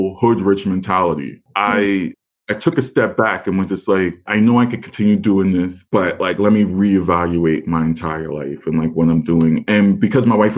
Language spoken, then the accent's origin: English; New York City, New York, United States; moved away as an adult; I'm born and raised in Staten Island, never lived anywhere else.